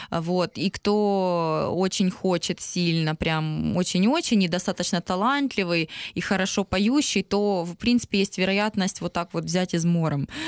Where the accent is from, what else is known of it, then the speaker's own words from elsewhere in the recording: Donetsk, Donetsk Oblast, Ukraine; Лично для меня, так как я выросла в Донецке, научилась в украиноязычной школе, для меня вообще нет проблемы русский и украинский язык.